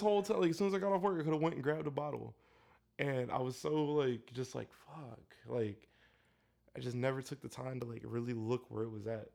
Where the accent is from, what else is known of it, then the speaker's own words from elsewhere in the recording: Elyria, Ohio, United States; Elyria, which is my hometown.